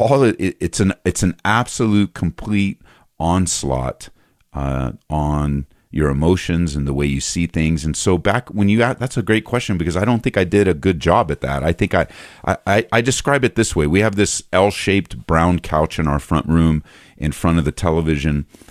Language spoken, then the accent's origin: English; just outside of East LA, Southern California, United States; moved away as an adult; also born or lived in Downey, California; now in Aurora, United States; I grew up in Southern California, just outside of, uh, East L